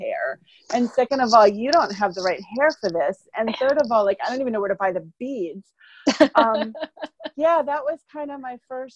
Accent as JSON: {"language": "English", "town": "Columbus", "region": "Ohio", "country": "United States", "tie": "born or raised there", "said": "I grew up in Columbus, Ohio"}